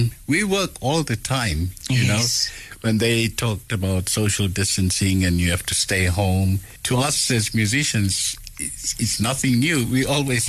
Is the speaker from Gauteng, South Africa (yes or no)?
yes; Benoni, Gauteng, South Africa; I'm back in my hometown again. Yes. In Benoni, where I was born.